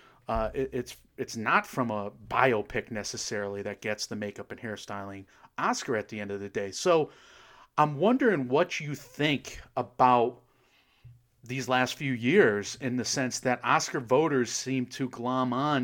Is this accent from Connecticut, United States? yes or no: yes; Connecticut, United States; I'm also like the most Italian person ever. So you wouldn't get it because I'm from Connecticut